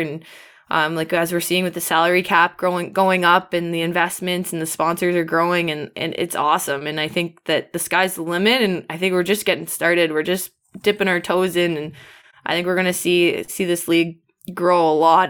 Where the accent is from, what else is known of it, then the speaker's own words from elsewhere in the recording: Ottawa, Ontario, Canada; moved away as an adult; also born or lived in Syracuse / Toronto; I'm from Canada. I'm from Ottawa originally.